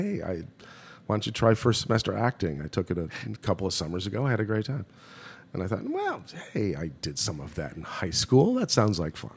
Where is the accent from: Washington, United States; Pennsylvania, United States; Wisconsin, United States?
Wisconsin, United States; Milwaukee; I grew up in Milwaukee, Wisconsin